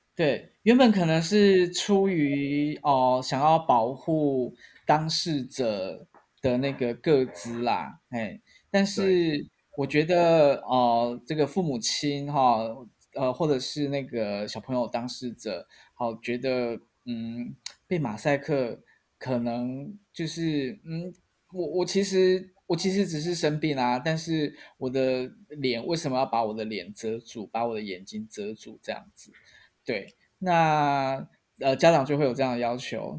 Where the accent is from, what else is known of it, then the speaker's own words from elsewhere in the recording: Taiwan; 我们台湾人